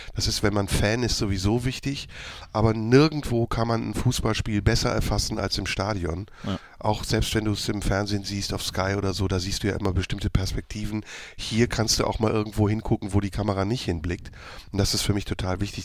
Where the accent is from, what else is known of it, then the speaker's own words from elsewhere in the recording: Neuss, North Rhine-Westphalia, Germany; now in Cologne, Germany; Ich bin als Kind äh, im Rheinland groß geworden, hier direkt um die Ecke in Neuss